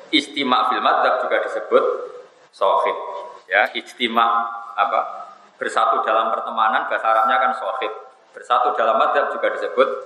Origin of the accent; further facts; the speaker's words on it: North coast of Java, Indonesia; Saya ini orang Pantura, jadi nggak suka nyindir.